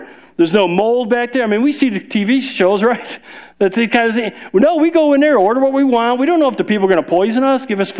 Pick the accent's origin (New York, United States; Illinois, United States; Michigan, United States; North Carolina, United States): Illinois, United States; Chicago; moved away; We're from Chicago